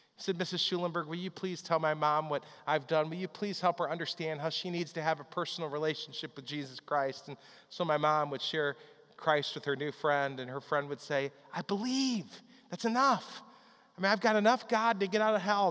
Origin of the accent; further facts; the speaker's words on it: Chicago, Illinois, United States; When I was growing up in the Chicago area